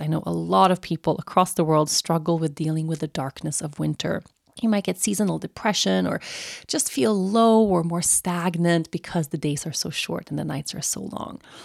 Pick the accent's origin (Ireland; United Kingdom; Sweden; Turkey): Sweden; moved away as an adult; growing up in Sweden, and Sweden is a really cold and dark place in the winter months